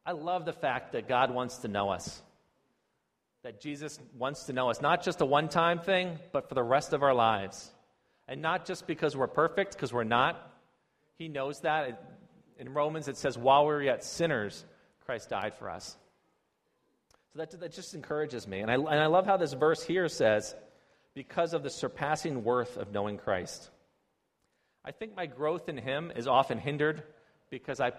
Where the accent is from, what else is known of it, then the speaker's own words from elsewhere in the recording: United States; moved away as an adult; now in China; I'm an American